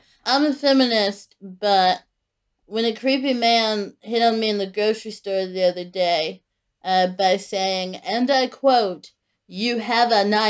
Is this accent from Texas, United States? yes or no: yes; Houston, Texas, United States; I'm only ever from Houston when it has to do with … or indeed